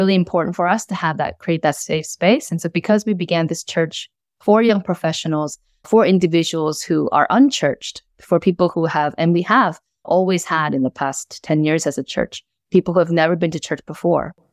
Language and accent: English; United States; moved away as an adult; also born or lived in South Korea; now in Melbourne, Australia; immigrated to the U S when I was eight, lived there for the rest of my life, began doing ministry, pastoral ministry in America